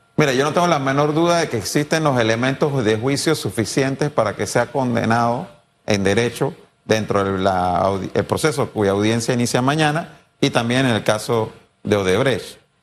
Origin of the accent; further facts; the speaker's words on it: Panama; yo no quiero volver a vivir eso como panameño